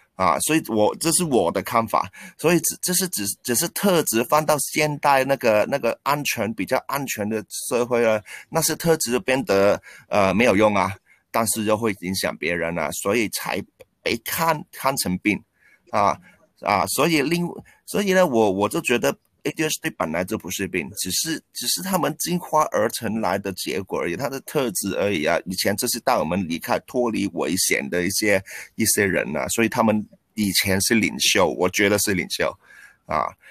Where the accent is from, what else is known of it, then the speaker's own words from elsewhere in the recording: Hong Kong; also born or lived in Taiwan; 我是香港人，然后在台湾师大体育系的毕业，然后当过十几年的体育老师，啊，现在是一名全职的篮球教练